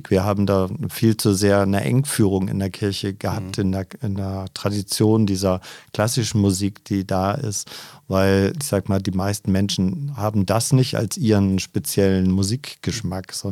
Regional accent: Schleswig-Holstein, Germany; now in Berlin, Germany; Ja, ich bin tatsächlich aufgewachsen in der Nähe der dänischen Grenze, in einem ganz kleinen Dorf auf einem Bauernhof.

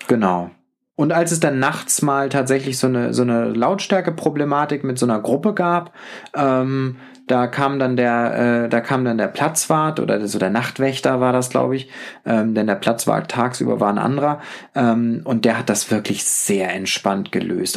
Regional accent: Northern Germany, Germany; mit meiner norddeutschen Art sehr aufgefallen

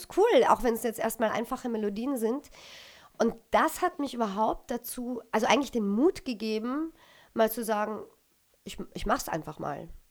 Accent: Austria; moved away as an adult; also born or lived in Düsseldorf / Berlin; wir Österreicher

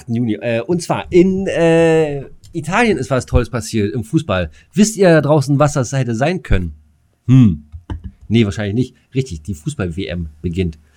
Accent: Frankfurt, Brandenburg, Germany; ich komme ähm, aus Frankfurt-Oder

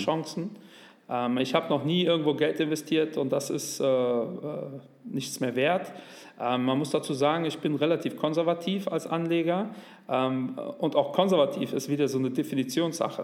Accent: Cologne, North Rhine-Westphalia, Germany; Leider bin ich aber in der Kölner Südstadt äh, groß geworden

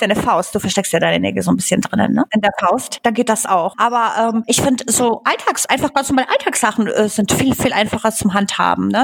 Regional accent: Bavaria, Germany; also born or lived in Upper Silesia, Poland / Traunstein / Chiemsee; Also ich bin tatsächlich in Oberschlesien geboren und ich war vier Jahre alt, als wir nach Deutschland gekommen sind. Und meine Eltern sind dann hierher gezogen, also auch direkt nach Bayern.

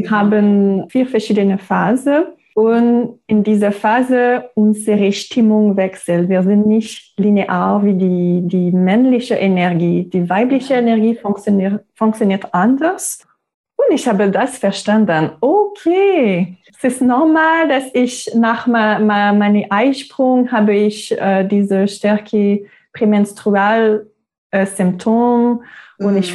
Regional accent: Quebec, Canada; first language French; German is a second language; moved away as an adult; now in Germany; Ich bin 35 Jahre alt. Ich komme aus Kanada, der Provinz Quebec. Meine Muttersprache ist Französisch. Und ich wohne in Deutschland seit zwei Jahren jetzt.

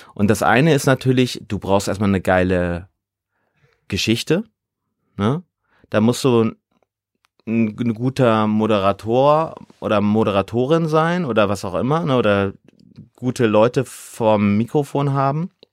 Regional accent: Ruhr area, North Rhine-Westphalia, Germany; now in Hamburg, Germany; also ich komme ja aus dem Ruhrgebiet, da sagt man Kirmes

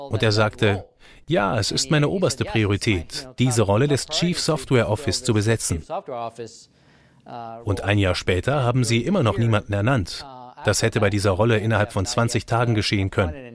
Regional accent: France; now in United States; ich bin Franzose

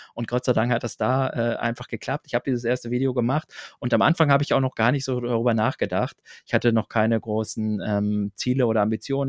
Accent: Braunschweig area, Lower Saxony, Germany; ich bin auf dem Dorf aufgewachsen, im Großraum Braunschweig

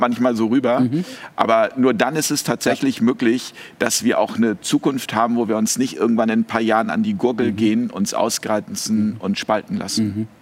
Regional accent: Hamburg, Germany; now in Switzerland; in meiner Heimatstadt in Hamburg

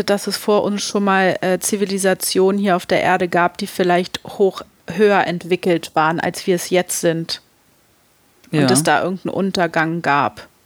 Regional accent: Germany; bei uns in Deutschland.

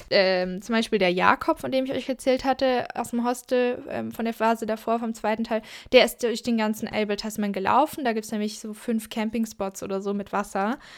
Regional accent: Southern Germany, Germany; Da sieht es ein bisschen aus wie hier in Süddeutschland, wo ich herkomme.

